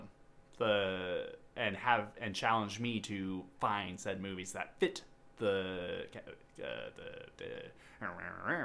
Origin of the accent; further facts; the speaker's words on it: United States; we're American swines